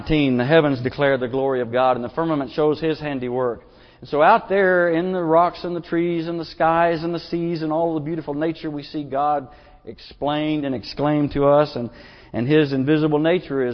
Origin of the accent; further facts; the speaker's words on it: Booneville, Arkansas, United States; I'm from Logan County, Boonville, Arkansas, and Mount Magazine is just right there, a stone's throw away.